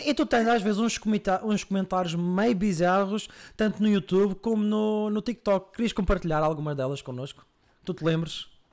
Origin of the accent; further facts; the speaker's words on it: Madeira, Portugal; now in Coimbra, Portugal; eu sou madeirense, estou em Coimbra